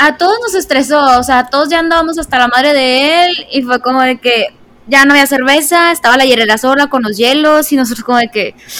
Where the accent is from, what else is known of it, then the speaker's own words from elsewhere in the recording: northern Mexico, Mexico; siendo norteña